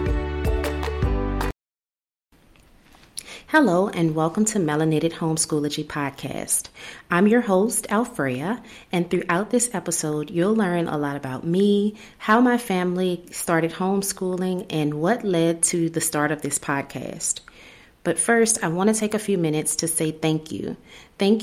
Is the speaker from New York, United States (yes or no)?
no; New Orleans, Louisiana, United States; moved away as an adult; also born or lived in Texas / North Carolina / South Carolina / Tennessee; now in Alabama, United States; I'm originally from New Orleans, so that's where the accent comes from